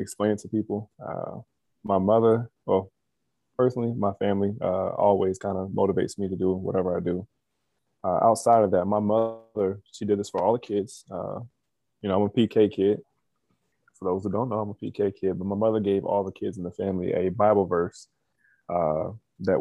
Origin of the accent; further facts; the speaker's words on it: Las Vegas, Nevada, United States; I'm from Las Vegas, Nevada